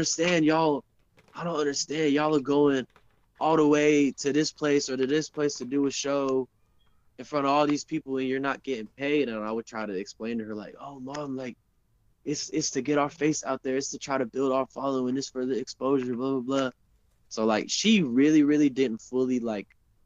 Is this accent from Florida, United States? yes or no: no; Charlotte, North Carolina, United States; moved away; I probably would have never left Charlotte the first time, for sure. I would have never left my hometown.